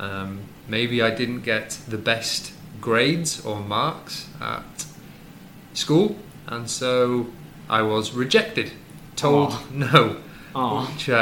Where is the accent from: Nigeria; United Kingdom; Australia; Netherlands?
United Kingdom; Wrexham, Wales; moved away; also born or lived in Leeds; I am from a small town called Wrexham in North Wales